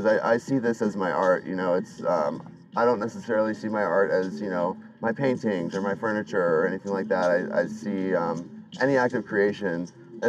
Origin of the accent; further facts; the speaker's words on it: Cincinnati, Ohio, United States; moved away as an adult; I grew up in Cincinnati, spent most of my life there, you know, went to through growing up and then through college